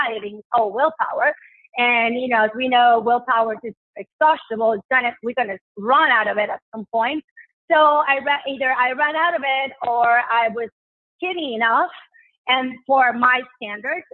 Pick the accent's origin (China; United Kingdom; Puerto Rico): Puerto Rico; moved away; Because I lived in Puerto Rico. I grew up in Puerto Rico